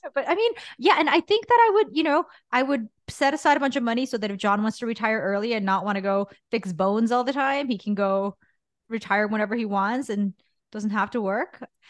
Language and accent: English; Guatemala; moved away; I grew up in Guatemala